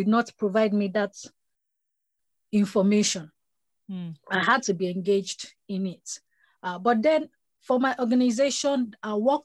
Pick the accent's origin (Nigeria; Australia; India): Nigeria; I am a Nigerian